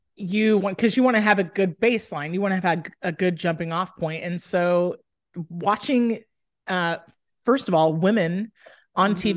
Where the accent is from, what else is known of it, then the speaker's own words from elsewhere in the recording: Dallas, Texas, United States; also born or lived in Austin, Texas; I grew up in Dallas, Texas.